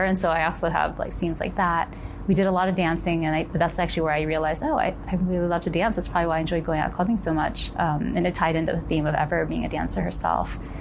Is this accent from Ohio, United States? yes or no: yes; Ohio, United States; moved away; I grew up in Ohio